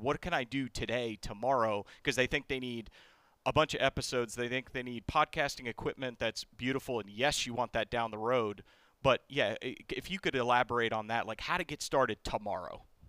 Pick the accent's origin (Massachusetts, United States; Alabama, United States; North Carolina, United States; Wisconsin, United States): Massachusetts, United States; I'm from New England. I'm from Massachusetts